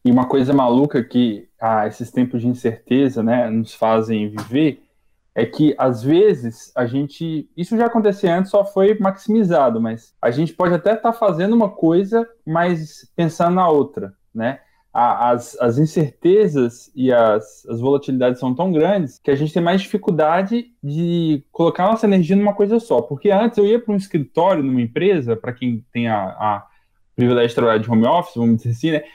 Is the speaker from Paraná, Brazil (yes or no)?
no; Minas Gerais, Brazil; now in São Paulo, Brazil; Eu sou de Minas